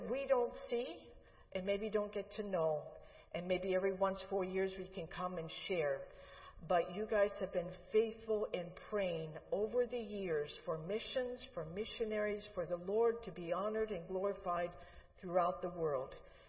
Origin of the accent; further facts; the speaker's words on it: Pittsburgh, Pennsylvania, United States; moved away as an adult; also born or lived in New York / West Virginia; now in Uruguay; we are not from this area. We do not have family. I grew up in Pittsburgh.